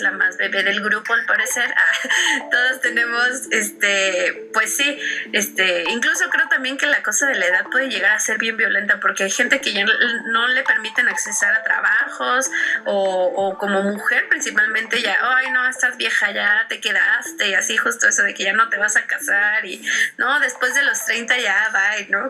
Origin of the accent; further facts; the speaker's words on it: Mexico; also born or lived in Mexico City; soy una mujer mexicana, eh, morena, que vive en las periferias, eh, vive al norte de la Ciudad de México